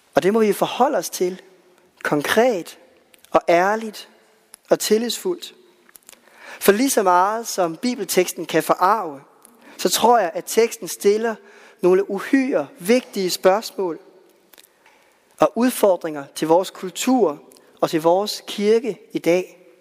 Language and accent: Danish; West Jutland, Central Denmark Region, Denmark; i Vestjylland, hvor jeg voksede op